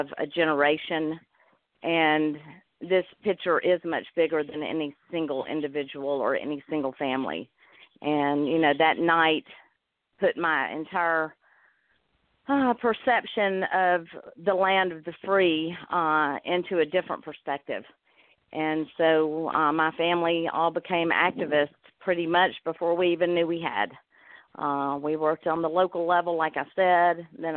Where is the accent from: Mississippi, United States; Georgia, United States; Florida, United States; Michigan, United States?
Georgia, United States; accent: Georgia; I was from Georgia with my accent